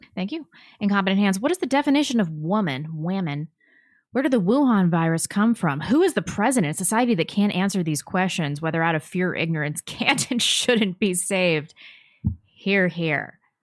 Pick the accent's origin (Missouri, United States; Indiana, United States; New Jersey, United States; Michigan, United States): Missouri, United States; St. Louis; also born or lived in California; I grew up in Saint Louis. I was born in California